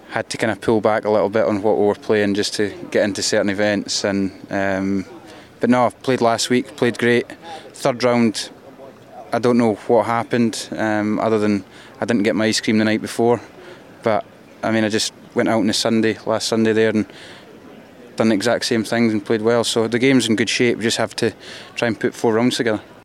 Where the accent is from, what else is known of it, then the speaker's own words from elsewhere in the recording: Scotland, United Kingdom; accent: Scottish; I put on my thickest Scottish accent